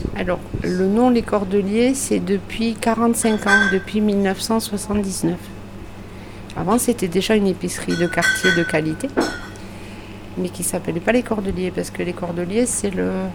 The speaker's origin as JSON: {"language": "French", "area": "Lot-et-Garonne", "region": "Nouvelle-Aquitaine", "country": "France", "tie": "born or raised there", "moved": "yes", "lives_now": "Figeac, France", "said": "je suis originaire du Lot-et-Garonne"}